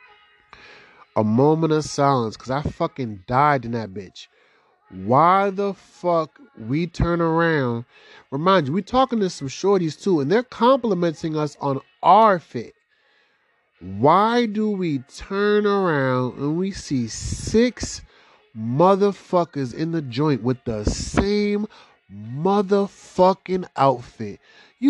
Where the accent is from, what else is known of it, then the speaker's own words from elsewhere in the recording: Boston, Massachusetts, United States; I'm from Boston or I'm from the area